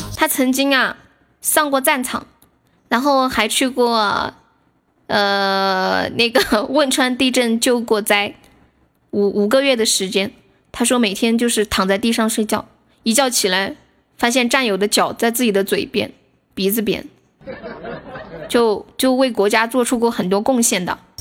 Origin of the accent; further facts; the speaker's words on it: Sichuan, China; 我们四川人